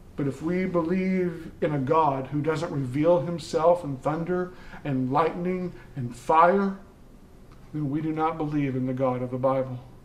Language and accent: English; the South, United States; growing up in the South